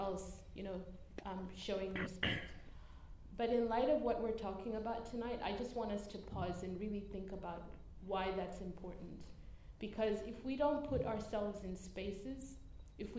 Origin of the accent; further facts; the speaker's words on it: Zimbabwe; now in Australia; I was born in Zimbabwe